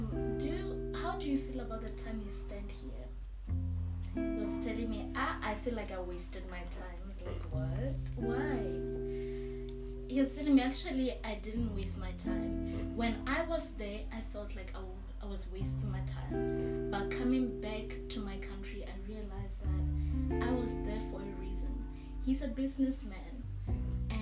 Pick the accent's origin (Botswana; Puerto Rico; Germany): Botswana; moved away as an adult; now in China; I'm from Botswana